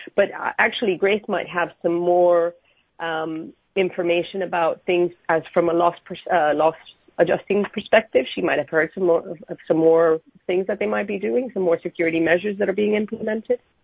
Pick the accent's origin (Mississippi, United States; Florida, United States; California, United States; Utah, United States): Florida, United States; Miami; moved away as an adult; now in London, United Kingdom; I'm from Miami, but I've been in London